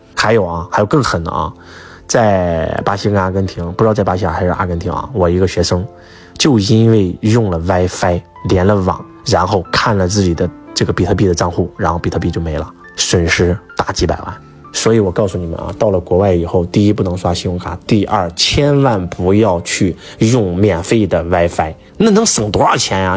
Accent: Henan, China; 我们河南人

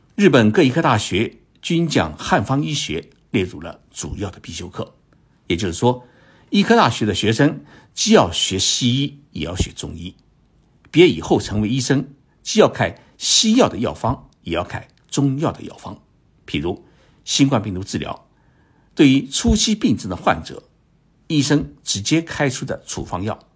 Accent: China; 我们中国人啊，没有理由做不到

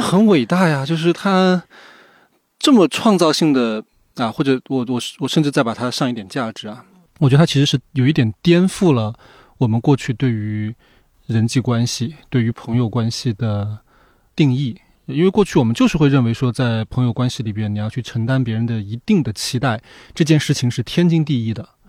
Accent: Sichuan, China; moved away; 我老家是四川，就是在我们那边有很多人，他就是只要有一点时间就会去打麻将、打牌

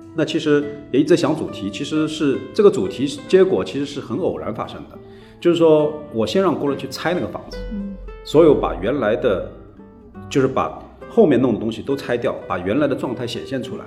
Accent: Shanghai, China; 小时候在上海的市区生活

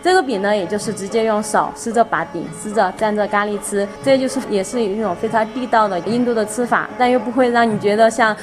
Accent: China; 不像我们中国人

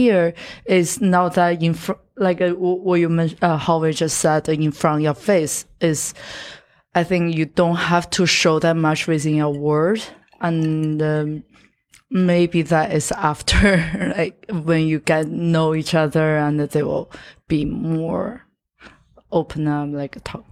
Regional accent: Yantai, Shandong, China; English is a second language; moved away as an adult; also born or lived in Shanghai; now in United States; I'm, I'm from Shandong, Yantai

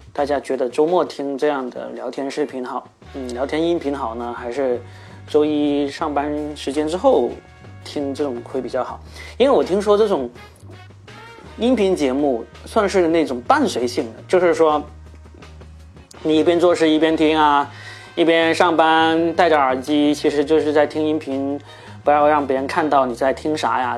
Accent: Guangdong, China; also born or lived in Shanghai / Shenzhen; 因为我是广东人嘛

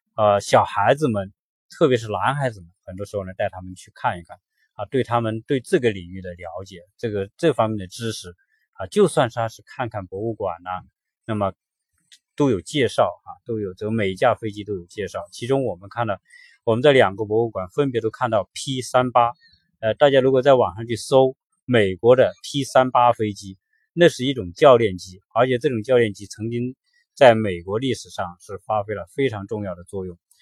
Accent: China; 都是我们中国人可能都不怎么玩的

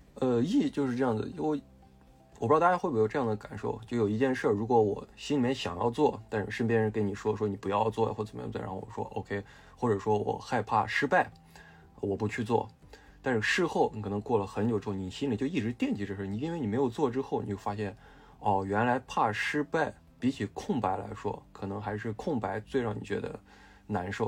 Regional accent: Shaanxi, China; 我哦是陕西人嗯，陕西人是把泽呢，陕西话就念贼贼

